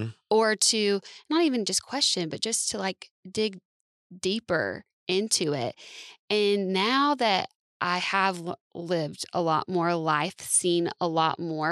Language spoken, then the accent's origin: English; the South, United States; I grew up in the South.